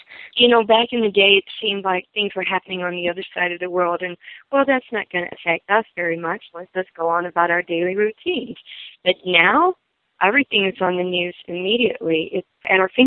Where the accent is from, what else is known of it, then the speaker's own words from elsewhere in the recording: Eastern Kentucky, United States; I grew up in Eastern Kentucky and my whole family was musical